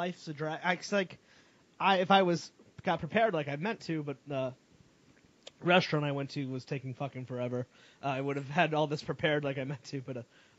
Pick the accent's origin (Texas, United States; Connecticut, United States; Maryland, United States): Connecticut, United States; outside New Haven; I grew up in the outside New Haven area.